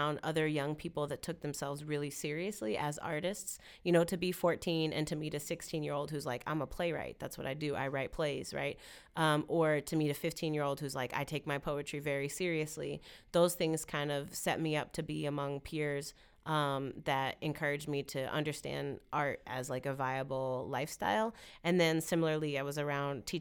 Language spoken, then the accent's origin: English; Chicago, Illinois, United States; I grew up in Logan Square, in the Logan Square community in Chicago